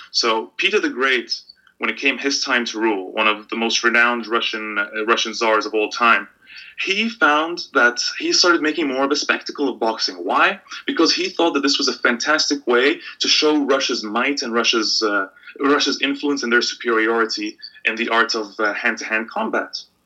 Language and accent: English; Egypt; moved away; I grew up in a country where I was always I couldn't think of football without thinking of politics